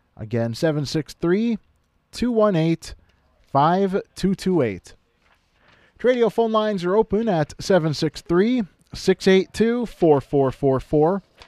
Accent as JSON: {"language": "English", "town": "Kimball", "region": "Minnesota", "country": "United States", "tie": "born or raised there", "said": "my hometown of Kimball"}